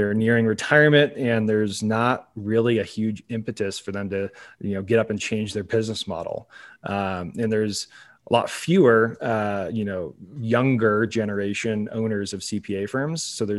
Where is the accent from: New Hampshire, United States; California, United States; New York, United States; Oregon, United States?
Oregon, United States; Salem; So I grew up in Salem, Oregon, which is on more people's radars than it has been in the past because of the wildfires that are going on up there.